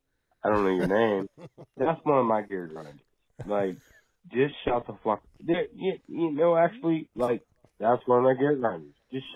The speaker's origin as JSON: {"language": "English", "town": "Pittsburgh", "region": "Pennsylvania", "country": "United States", "said": "from the north. You know what I mean? I'm from the city"}